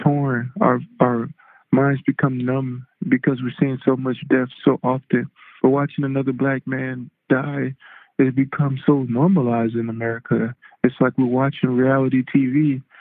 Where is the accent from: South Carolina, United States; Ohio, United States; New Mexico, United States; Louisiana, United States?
Louisiana, United States; moved away; also born or lived in Texas; I'm originally from Louisiana